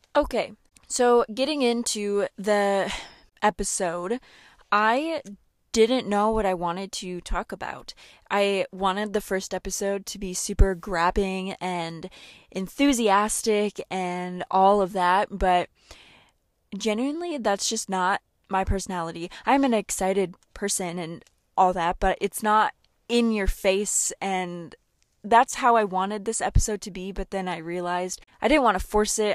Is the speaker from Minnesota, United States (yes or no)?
yes; Seward, Minnesota, United States; my hometown of Seward.